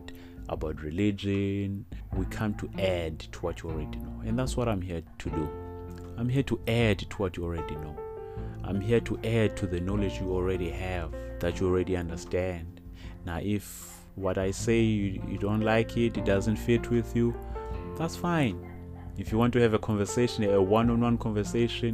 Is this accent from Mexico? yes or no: no; South Africa; I'm South African, a proud South African